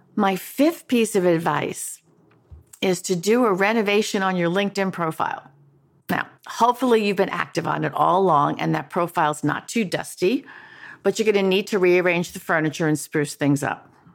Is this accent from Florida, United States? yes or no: no; New York, United States; moved away; also born or lived in Washington; move back to my hometown of New York